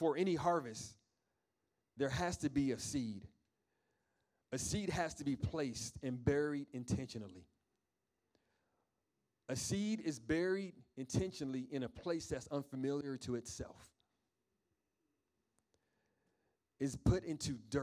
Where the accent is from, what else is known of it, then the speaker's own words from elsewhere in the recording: New York, United States; moved away; I'm from New York